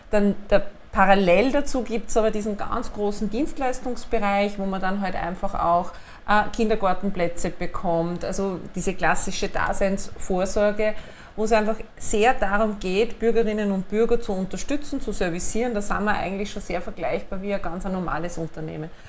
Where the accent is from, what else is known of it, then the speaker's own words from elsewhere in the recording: Upper Austria, Austria; Äh, ich bin geborene Oberösterreicherin, das ist, glaube ich, da ganz, ganz wesentlich zu unterstreichen.